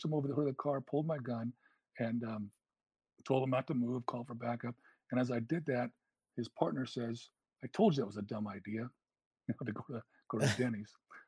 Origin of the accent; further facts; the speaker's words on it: California, United States; It was in my hometown. I knew the area